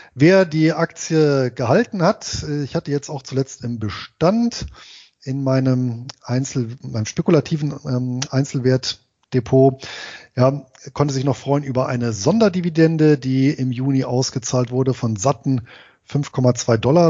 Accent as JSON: {"language": "German", "town": "Bonn", "region": "North Rhine-Westphalia", "country": "Germany", "tie": "born or raised there", "said": "ich bin ja in Bonn geboren und im Bonner Umland groß geworden."}